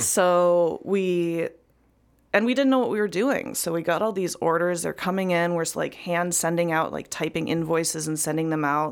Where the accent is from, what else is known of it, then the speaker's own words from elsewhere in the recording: Chillicothe, Illinois, United States; moved away as an adult; also born or lived in Mineral Point, Wisconsin; I was born in Mineral Point, which is a little town in Wisconsin, um, but I grew up in Central Illinois in a town called Chillicothe, which is also very small.